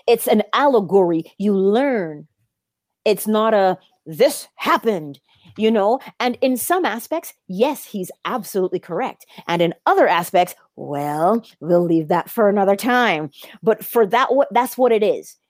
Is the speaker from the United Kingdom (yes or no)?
no; Barbados; I am also from Barbados, the same tiny island that Neville Goddard was from